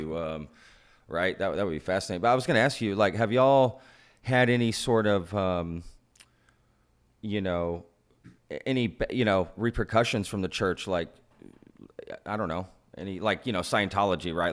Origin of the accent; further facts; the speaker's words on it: Texas, United States; being a Texan for most of my life, um, an American, I was born here, right?